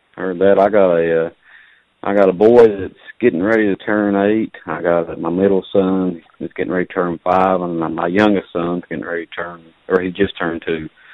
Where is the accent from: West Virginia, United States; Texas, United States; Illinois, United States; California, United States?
West Virginia, United States; Southern; I'm from, from Southern West Virginia, but I'm working, I'm a train conductor and, and I'm working out of uh, out of New York or not New York City, but I'm working out of New York State right now